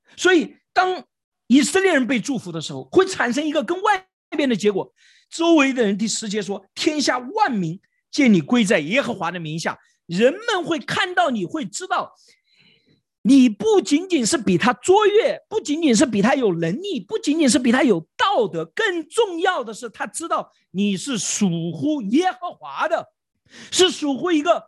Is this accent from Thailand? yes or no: no; China; also born or lived in Beijing; 我们中国人